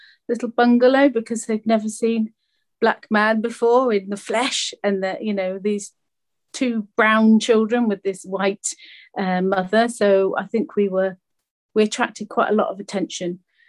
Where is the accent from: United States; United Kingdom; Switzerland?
United Kingdom; Charlton Mackrell, South West England; also born or lived in Accra, Ghana; Moved from Accra, so that's the city, capital city of Ghana, and we moved right into the middle of Somerset, into a very tiny village called Charlton Mackerel. And so I moved there with my mum and my dad. So my dad is Ghanaian and my mum's British.